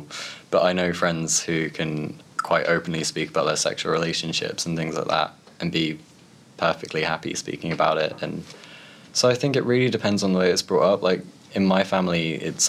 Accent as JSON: {"language": "English", "region": "London", "country": "United Kingdom", "tie": "born or raised there", "said": "growing up in London"}